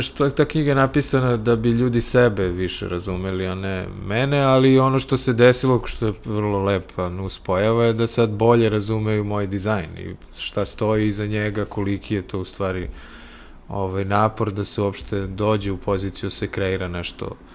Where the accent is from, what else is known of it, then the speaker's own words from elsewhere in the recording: Belgrade, Serbia; also born or lived in Sweden; odavde iz Beograda sam otišao 92 da dovršim studije u Švedsku